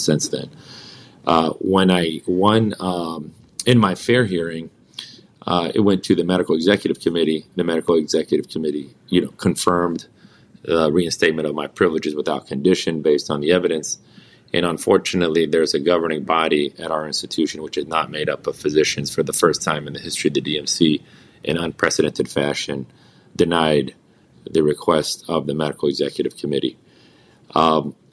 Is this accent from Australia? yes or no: no; United States; I was born and raised in this country. I'm a child of immigrants